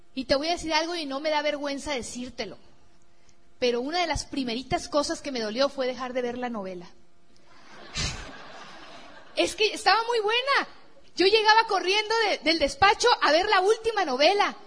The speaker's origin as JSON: {"language": "Spanish", "region": "Sinaloa", "country": "Mexico", "said": "mi tierra así de Sinaloa, la playa de Mazatlán"}